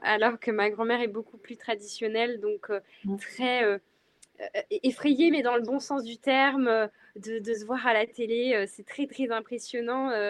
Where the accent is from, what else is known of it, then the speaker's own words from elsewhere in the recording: western France, France; je viens de l'ouest de la France